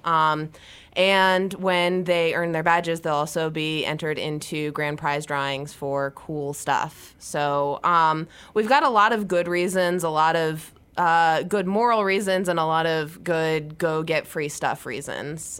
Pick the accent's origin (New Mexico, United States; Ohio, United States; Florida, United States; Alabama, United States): Ohio, United States; I'm from Ohio, and I grew up doing four H